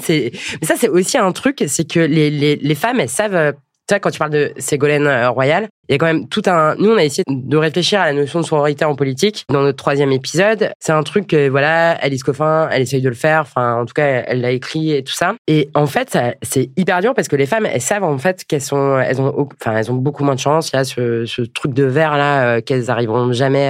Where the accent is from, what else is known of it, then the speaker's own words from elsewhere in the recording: Rennes, Brittany, France; je viens de Rennes avec Edmond Hervé.